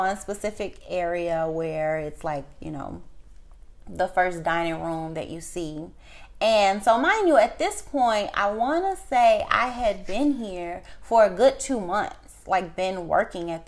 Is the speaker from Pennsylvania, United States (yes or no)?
no; Chicago, Illinois, United States; moved away as an adult; also born or lived in Orlando, Florida; I'm originally from Chicago, Illinois, and I had moved back to Florida